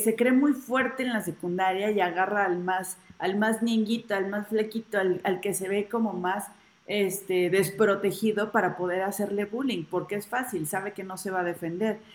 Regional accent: Mexico City, Mexico; Ciudad de México

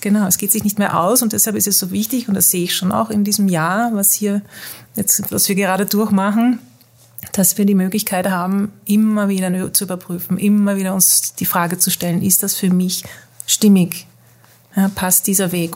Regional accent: Netherlands; moved away as an adult; also born or lived in Mexico; ich bin in Holland aufgewachsen mit österreichischen

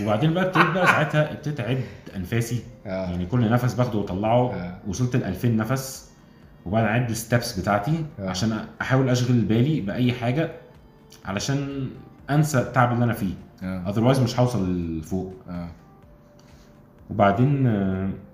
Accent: Alexandria, Alexandria Governorate, Egypt; moved away as an adult; now in Cairo, Egypt; انا من اسكندريه اصلا

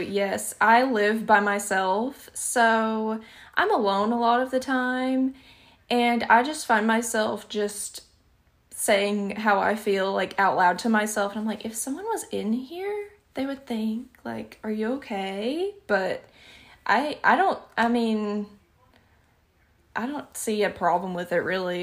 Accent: Alabama, United States; accent: Southern; I don't notice my accent a lot of the times, but it can be shocking to other people because I'm in the deep, deep South. I live in Alabama

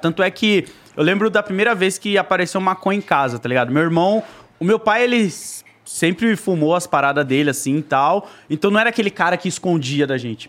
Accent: Zona Leste, São Paulo, Brazil; Eu fui criado ali na Zona Leste, na Coab 2

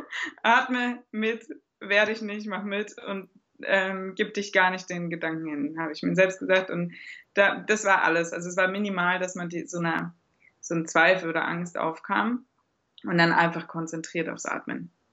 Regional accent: Germany; moved away as an adult; now in Austria; Ich komme eigentlich aus Deutschland

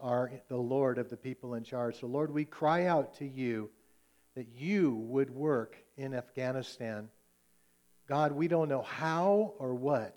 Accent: United States; as American Christians

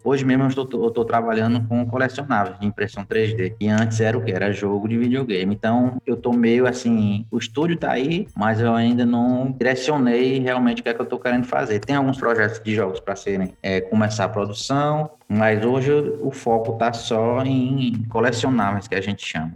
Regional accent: Piauí, Brazil; moved away as an adult; also born or lived in Recife; eu sou aqui do Piauí, já rodei o Brasil, o mundo e voltei pra cá pro Piauí de novo

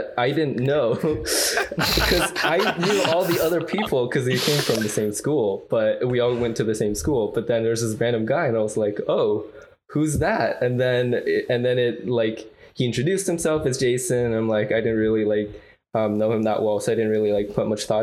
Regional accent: Toronto, Ontario, Canada; moved away as an adult; also born or lived in China; now in Seattle, United States; I am originally also from Toronto. I actually was born in China, but I moved there when I was 7, and I grew up in Toronto basically all of my life

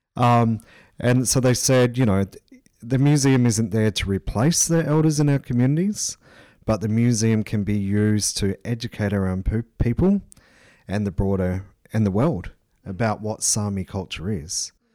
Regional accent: Port Augusta, South Australia, Australia; I'm a Nokkuna Nadri person from the Southern Flinders Ranges, uh, and I grew up in Port Augusta

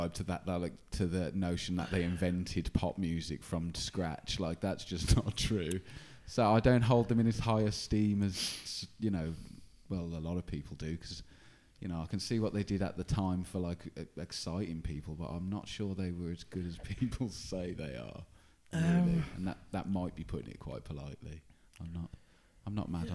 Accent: Liverpool, North West England, United Kingdom; moved away; I'm actually from Liverpool originally.

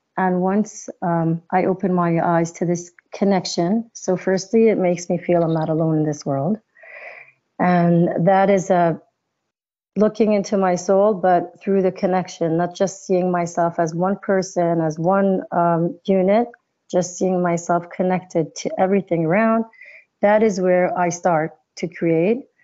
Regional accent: New York, United States; also born or lived in Israel; I was born in Israel, but I was raised up uh, when I was a child in New York

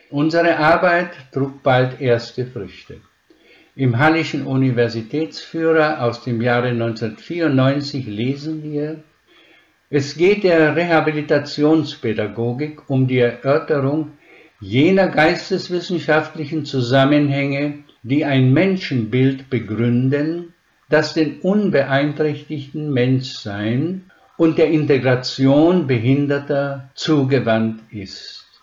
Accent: Švedlár, Košice Region, Slovakia; born there; Das erläutere ich am Beispiel meines Geburtsortes. Wenn ich heute zu den Landsleuten nach Schwedler komme, dann kann ich in jedes Haus wie zu Freunden gehen, werde herzlich empfangen, zum Gespräch eingeladen, das ist meine Heimat.

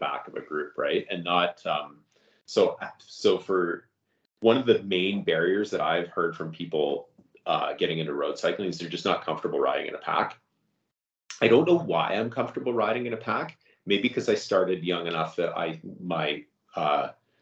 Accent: Canada; I'm Canadian. Everybody who listens to this podcast regularly knows that I'm Canadian

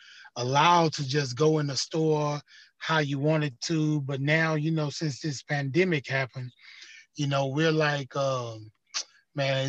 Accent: Houston, Texas, United States; Yep, I was actually born in Fifth Ward. We used to have a hospital in Fifth Ward called St. Elizabeth. And so I was born in St. Elizabeth on Lyon Street, which is in Fifth Ward in Houston, Texas.

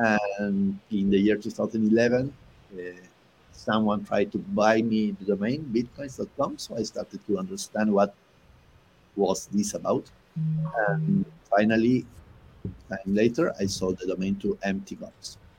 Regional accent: Buenos Aires, Argentina; Buenos Aires, actually, which is the capital of Argentina.

